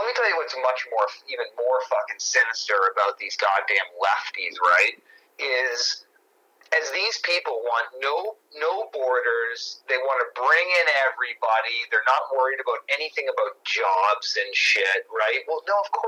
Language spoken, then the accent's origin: English; New England, United States; We grew up in New England where they have a store called Benny's